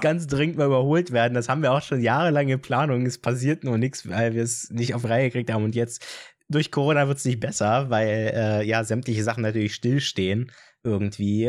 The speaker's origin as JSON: {"language": "German", "town": "Brieselang", "region": "Brandenburg", "country": "Germany", "said": "Also, ich komme nicht aus Falkensee, ich komme aus Brieselang"}